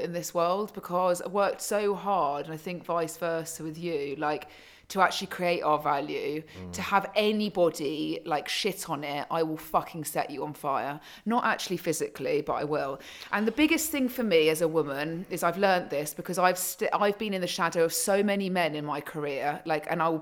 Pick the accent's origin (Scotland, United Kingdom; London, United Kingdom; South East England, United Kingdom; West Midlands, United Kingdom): South East England, United Kingdom; Surrey; I was brought up in Surrey